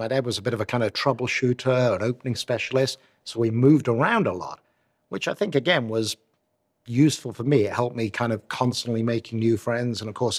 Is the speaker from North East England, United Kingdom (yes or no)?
no; Newport, Wales, United Kingdom; born there; Well, I was born in Newport, Wales.